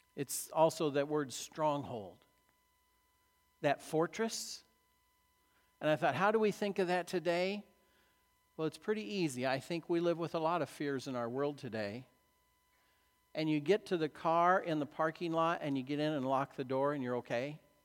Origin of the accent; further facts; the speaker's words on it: Illinois, United States; I grew up in Illinois cornfields